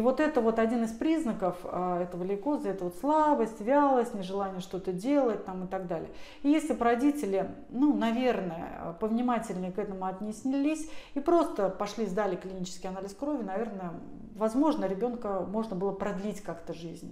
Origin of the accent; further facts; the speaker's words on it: Tver, Tver Oblast, Russia; я сама из Твери